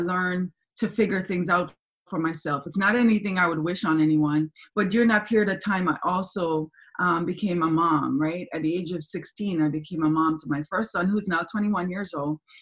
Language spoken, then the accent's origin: English; Kingston, Jamaica; moved away; I'm from Jamaica, I'm from Kingston, Jamaica. I was born there. My mother's Cuban, my dad's German, but I was born in Kingston, Jamaica. And that's where I spent my whole entire um, upbringing.